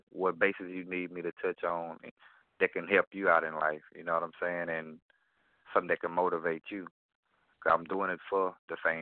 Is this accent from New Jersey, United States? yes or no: no; Gloster, Mississippi, United States; now in Baton Rouge, United States; I was born in Gloucester, Mississippi, and where I reside in Baton Rouge, Louisiana right now. But I'm originally from Gloucester, Mississippi